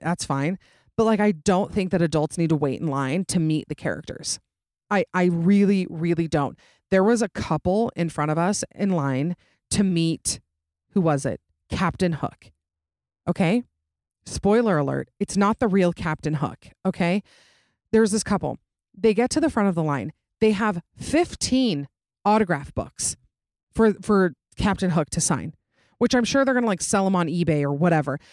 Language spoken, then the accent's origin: English; Utah, United States; I'm obviously from Utah